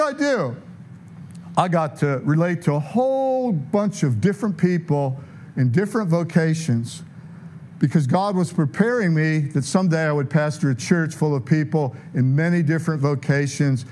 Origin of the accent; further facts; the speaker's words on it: Detroit, Michigan, United States; moved away as an adult; also born or lived in San Diego / Tulsa; I'm from Detroit, but, you know, I lived in San Diego.